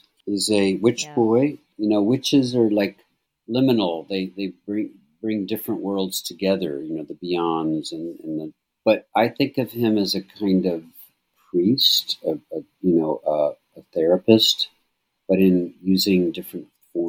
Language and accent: English; Scotland, United Kingdom; I'm Scottish.